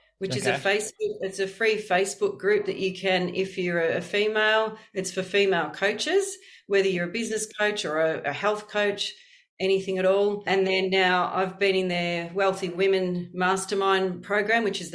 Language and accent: English; Warragul, Victoria, Australia; moved away as an adult; also born or lived in Frankston, Melbourne / Western Australia; now in Surf Coast, Australia; I was born in Frankston in Melbourne, but I grew up in Warragul in Gippsland for most of my childhood until I was 18.